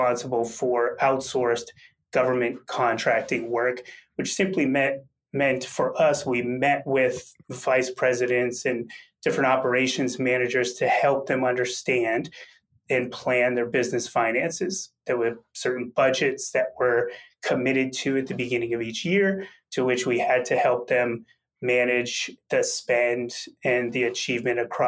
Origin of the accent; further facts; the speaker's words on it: Massachusetts, United States; I grew up in a very blue-collar manufacturing town in Massachusetts